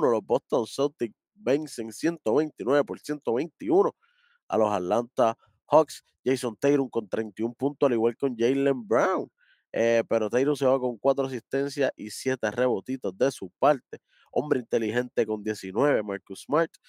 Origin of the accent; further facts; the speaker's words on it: Dominican Republic; yo soy dominicano también.